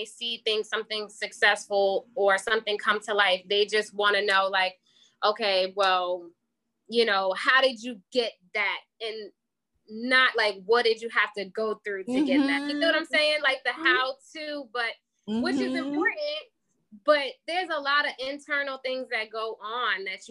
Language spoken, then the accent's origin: English; Wyandanch, New York, United States; I was raised in Windy Inch, New York. I grew up there